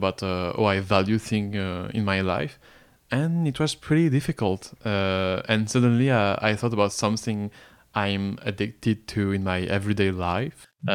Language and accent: English; France; English is a second language; moved away as an adult; now in Canada; I'm French, so I grew up in France.